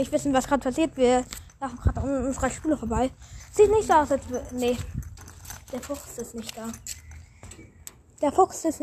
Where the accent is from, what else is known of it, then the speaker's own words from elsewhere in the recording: Hamburg, Germany; now in Berlin, Germany; Wir sind Hamburger, die in Berlin leben.